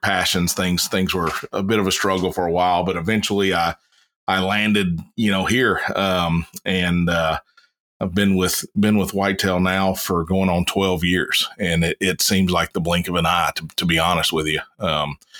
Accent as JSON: {"language": "English", "region": "South Carolina", "country": "United States", "tie": "born or raised there", "also_born_or_lived": "Kansas", "moved": "as an adult", "lives_now": "Kentucky, United States", "said": "I'm originally born and raised in South Carolina, joined the military, moved away, and met a pretty little blonde from Kentucky, and she moved me back here"}